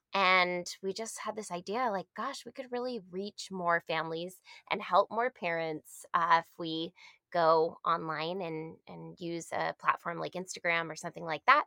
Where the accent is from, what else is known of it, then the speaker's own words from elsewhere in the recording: Massachusetts, United States; moved away as an adult; now in California, United States; we're originally from Massachusetts. Um, I had moved out to uh, California when I was 22